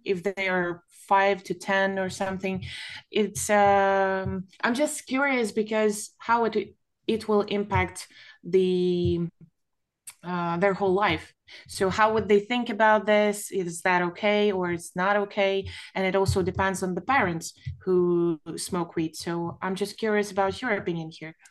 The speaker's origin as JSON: {"language": "English", "country": "Ukraine", "said": "I'm from Ukraine"}